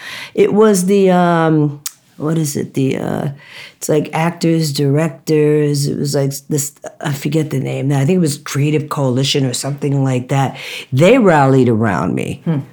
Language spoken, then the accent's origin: English; Jamaica; I'm Jamaican and people do not talk to me like this and disrespect me without me saying something